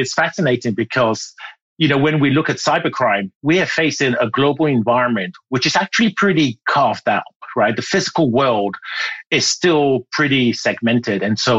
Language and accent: English; Ghana; accent: British; moved away; also born or lived in United Kingdom; So I was born in Ghana in West Africa and spent my youth there and later on went to the UK where I learned that I had to have elocution lessons to speak like the Queen. And so I had lessons and my accent became British.